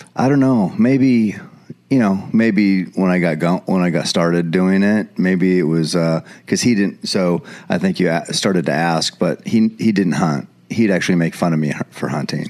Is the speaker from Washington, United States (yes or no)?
no; Eugene, Oregon, United States; born or raised there